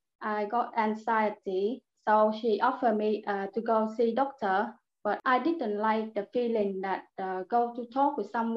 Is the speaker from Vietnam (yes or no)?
yes; Vietnam; English is a second language; moved away as an adult; now in Birchington, United Kingdom; I live in Birkington since I came. I'm from Vietnam.